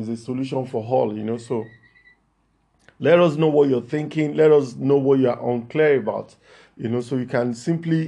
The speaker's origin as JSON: {"language": "English", "region": "Lagos", "country": "Nigeria", "said": "I'm from Lagos, Nigeria."}